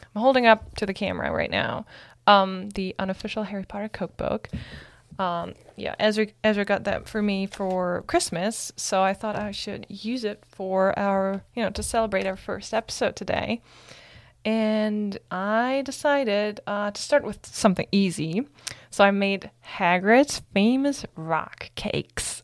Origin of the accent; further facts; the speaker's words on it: Germany; moved away; I'm from Germany